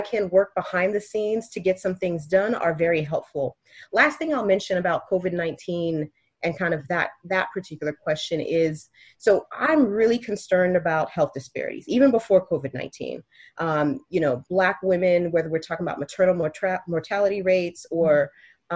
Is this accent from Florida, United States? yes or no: yes; Miami, Florida, United States; also born or lived in Haiti; I was raised in Miami